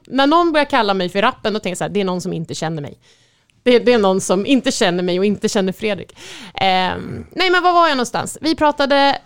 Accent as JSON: {"language": "Swedish", "country": "Sweden", "said": "som svensk"}